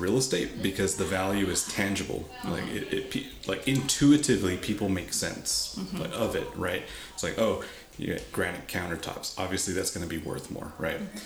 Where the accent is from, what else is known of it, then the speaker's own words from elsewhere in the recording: Uvalde, Texas, United States; my hometown in Uvalde